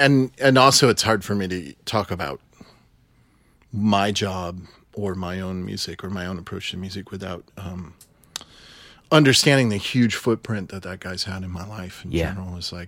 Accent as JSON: {"language": "English", "town": "Grand Rapids", "region": "Michigan", "country": "United States", "tie": "born or raised there", "said": "No, I grew up in Grand Rapids, Michigan."}